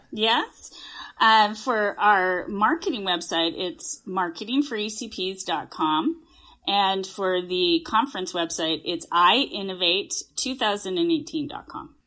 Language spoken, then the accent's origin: English; Canada; I am a Canadian. I'm, I am sitting in a hotel room in Calgary right now, but yes, I'm a Canadian